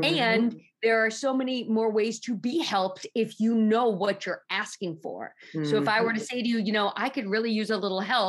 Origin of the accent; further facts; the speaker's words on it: New York City, New York, United States; I grew up in Manhattan